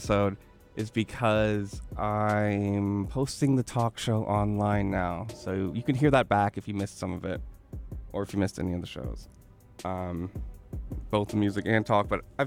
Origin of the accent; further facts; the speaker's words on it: California, United States; I'm native Californian. Miwok